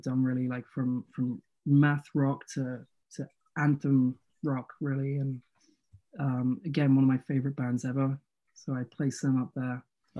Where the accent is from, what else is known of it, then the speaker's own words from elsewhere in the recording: the South of England, United Kingdom; from a similar area. We're both from the South.